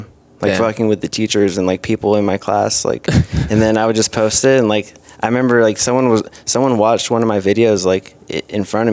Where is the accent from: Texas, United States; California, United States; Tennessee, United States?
California, United States; Santa Clarita; I went to College of the Canyons in Santa Clarita by Six Flags, like an hour north